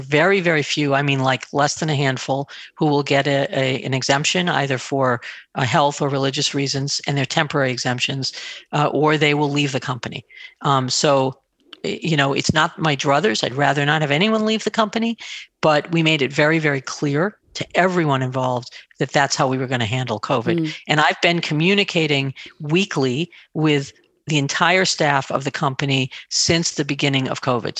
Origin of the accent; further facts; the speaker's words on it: on the border of New Hampshire, Massachusetts, United States; I grew up in Massachusetts, just on the border of New Hampshire